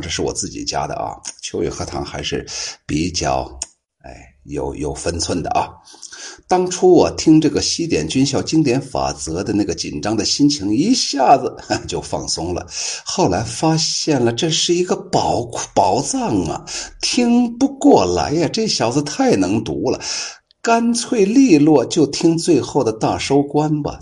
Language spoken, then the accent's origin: Chinese; Shaanxi, China; accent: Shaanxi dialect; 这就是我们陕西话